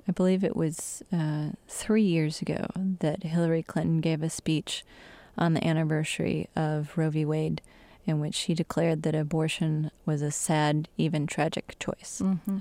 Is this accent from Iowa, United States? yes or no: no; Michigan, United States; my home state in Michigan